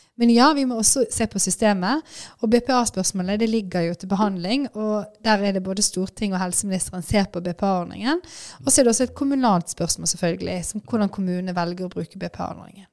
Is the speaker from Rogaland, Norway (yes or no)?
no; Bergen, Vestland, Norway; Jeg er jo fra Bergen, heier på Brann.